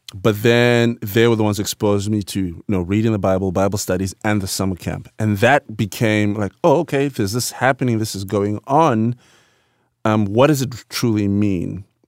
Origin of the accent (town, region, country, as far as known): Bulawayo, Zimbabwe; born or raised there; moved away